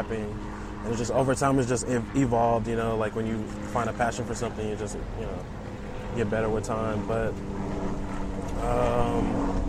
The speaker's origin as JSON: {"language": "English", "town": "Houston", "region": "Texas", "country": "United States", "tie": "born or raised there", "also_born_or_lived": "Saint Lucia", "said": "I grew up in Houston. I've been in Houston since I was, like, I want to say, like, 4, maybe 5 years old"}